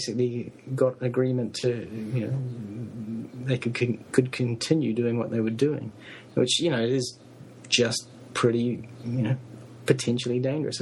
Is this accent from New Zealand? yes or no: yes; New Zealand; I'm a New Zealander